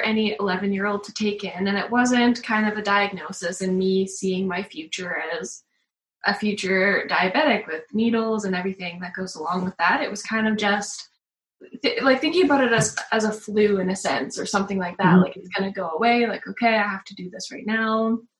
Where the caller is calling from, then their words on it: Camrose, Alberta, Canada; We're calling from Camrose, Alberta in Canada.